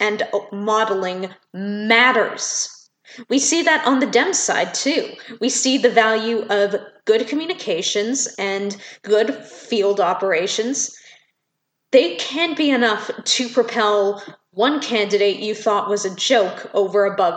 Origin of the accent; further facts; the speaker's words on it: Canada; being a Canadian citizen